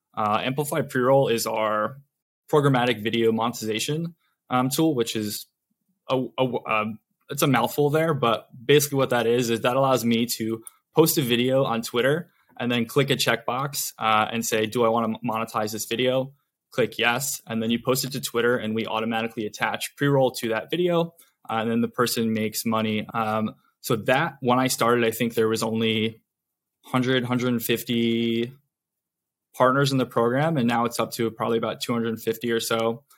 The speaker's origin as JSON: {"language": "English", "region": "Connecticut", "country": "United States", "tie": "born or raised there", "also_born_or_lived": "Vermont / New York City", "moved": "as an adult", "lives_now": "Los Angeles, United States", "said": "I'm actually from Connecticut originally. Um, grew up there"}